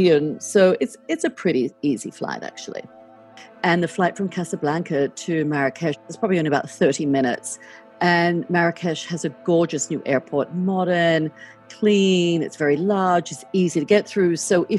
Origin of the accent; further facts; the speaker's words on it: Australia; now in United States; I mean, as an Australian, I'm used to very long trips.